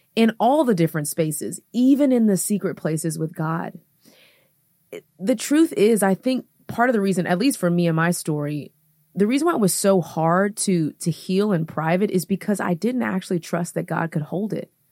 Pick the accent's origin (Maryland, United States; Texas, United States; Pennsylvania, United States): Texas, United States; Houston; moved away as an adult; now in Atlanta, United States; I'm from Houston, Texas.